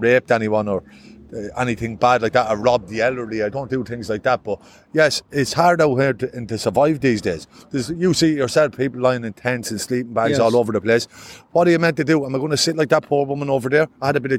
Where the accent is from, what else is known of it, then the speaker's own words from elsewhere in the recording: Longford, Leinster, Ireland; now in Dublin, Ireland; I'm Longford. I'm from Longford town.